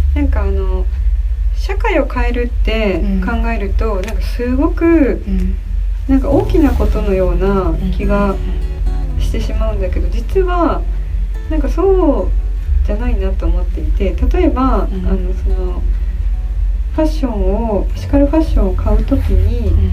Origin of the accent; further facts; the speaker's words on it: Nara, Japan; 私があの奈良出身なんですけど